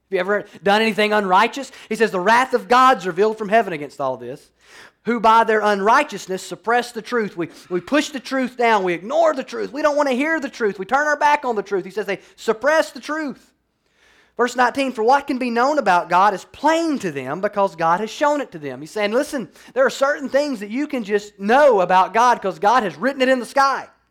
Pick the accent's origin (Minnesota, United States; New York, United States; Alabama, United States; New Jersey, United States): Alabama, United States; now in Florida, United States; I grew up in Alabama